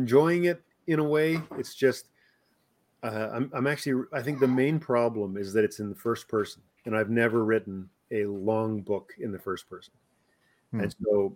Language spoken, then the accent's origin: English; the Texas of Canada, Alberta, Canada; I'm already from the Texas of Canada